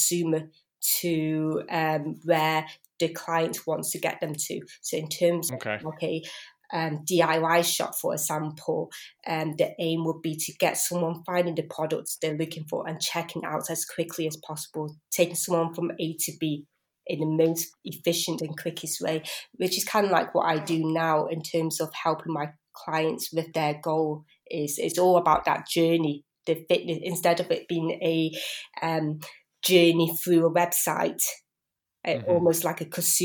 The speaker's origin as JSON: {"language": "English", "town": "Biddulph", "region": "West Midlands", "country": "United Kingdom", "tie": "born or raised there", "also_born_or_lived": "Blackburn", "said": "I was born in Blackburn, but I was pretty much brought up in Biddulph."}